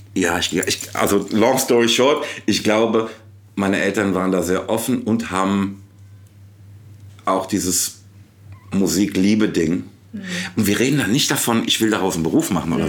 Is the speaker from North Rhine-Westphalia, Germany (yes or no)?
no; Frankfurt am Main, Hesse, Germany; ich komme eigentlich aus Rödelheim